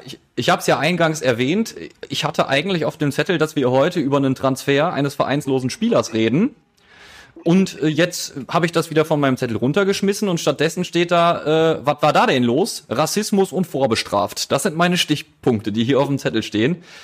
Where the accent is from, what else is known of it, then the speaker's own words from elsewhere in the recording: Essen, North Rhine-Westphalia, Germany; als Essener